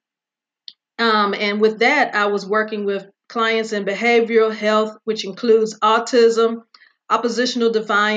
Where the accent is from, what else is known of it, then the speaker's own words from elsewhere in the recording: Virginia, United States; my hometown of Virginia